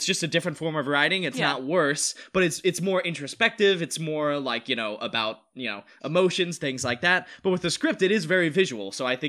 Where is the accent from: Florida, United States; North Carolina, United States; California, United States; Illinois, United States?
North Carolina, United States; now in Los Angeles, United States; We're both from North Carolina